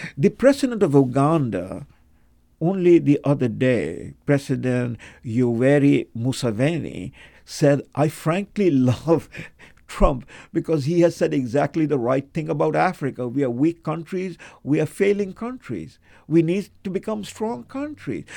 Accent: Kolkata, West Bengal, India; I was born in Calcutta

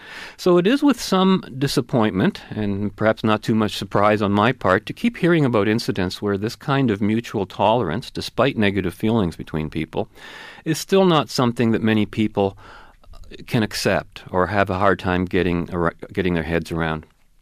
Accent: Kelowna, British Columbia, Canada; Because I'm Canadian, I replied. But what about your people? Where are you from? I'm from Kelowna, B.C.

